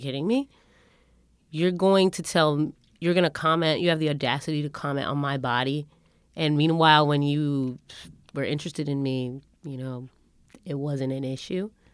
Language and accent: English; Windsor, Connecticut, United States; growing up in Windsor, Connecticut